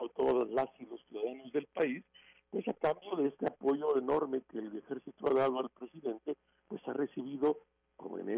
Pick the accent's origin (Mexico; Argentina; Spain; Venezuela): Mexico; como mexicanos viendo estas cosas que no habían ocurrido en el país por lo menos en los últimos